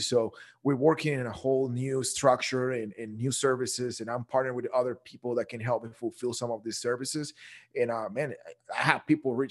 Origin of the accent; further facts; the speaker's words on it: Guatemala; also born or lived in Dallas, Texas; now in Texas, United States; I'm originally from Guatemala.